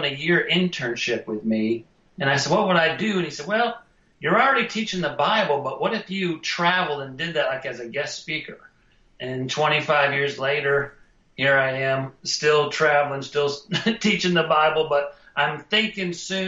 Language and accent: English; Wisconsin, United States; I was born in Wisconsin.